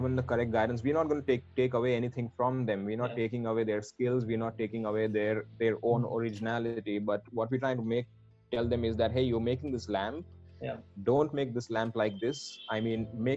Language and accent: English; Vadodara, Gujarat, India; Schooling, I've been born and brought up in Baroda